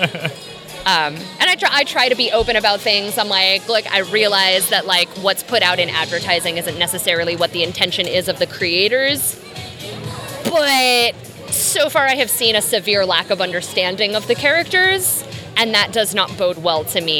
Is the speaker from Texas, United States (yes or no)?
yes; Texas, United States; accent: Southern; I grew up in Texas.